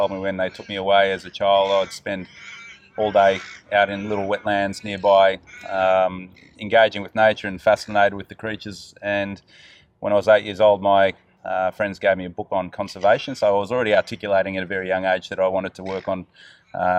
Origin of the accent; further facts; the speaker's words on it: Gippsland, Victoria, Australia; now in Melbourne, Australia; I was born up in the high country here in Victoria near Mount Kosciuszko. Grew up there till I was around 7 years old. Then we came down towards the coast, down towards Gippsland